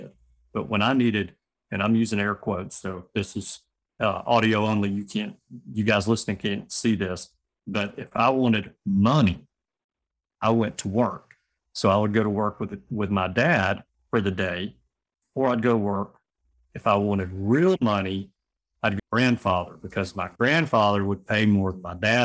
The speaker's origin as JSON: {"language": "English", "town": "Birmingham", "region": "Alabama", "country": "United States", "tie": "born or raised there", "said": "I'm born and raised in Birmingham"}